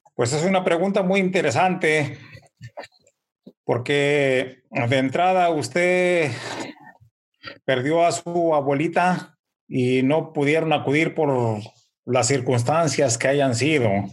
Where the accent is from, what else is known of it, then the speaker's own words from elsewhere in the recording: Mexico; now in United States; nosotros en México